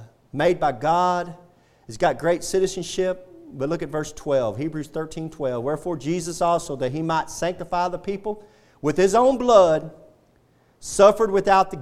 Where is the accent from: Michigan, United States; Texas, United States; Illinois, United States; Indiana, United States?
Texas, United States; I'm proud to be a Texan